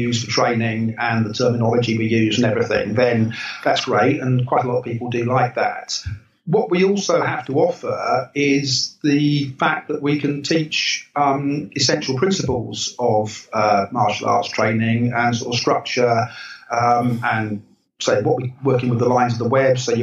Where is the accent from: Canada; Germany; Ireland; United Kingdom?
United Kingdom; England; as an English person